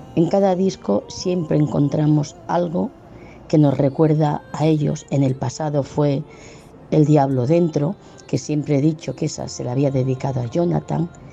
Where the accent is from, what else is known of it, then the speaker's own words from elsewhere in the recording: Sabadell, Catalonia, Spain; Soy de Sabadell